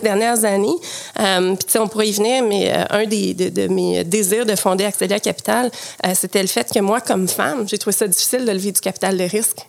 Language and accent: French; Quebec City, Quebec, Canada; moved away; also born or lived in Montreal; j'ai grandi à Québec, donc ah mon passé de nage synchronisée s'est fait à Québec.